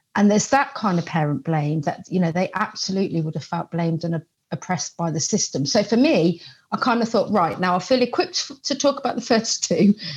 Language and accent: English; Coventry, West Midlands, United Kingdom; I'm from Coventry.